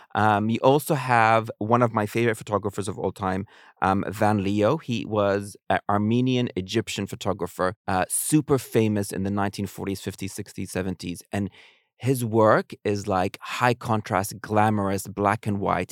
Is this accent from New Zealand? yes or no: yes; New Zealand; moved away; I grew up in New Zealand